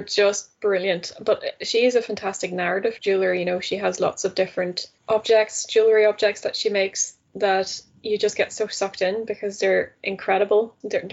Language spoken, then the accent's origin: English; Netherlands; moved away; I grew up in the Netherlands. I'm Dutch originally